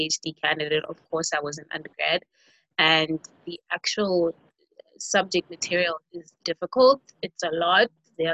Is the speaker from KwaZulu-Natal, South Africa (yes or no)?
yes; KwaZulu-Natal, South Africa; KwaZulu-Natal, which is the province that I'm from South Africa.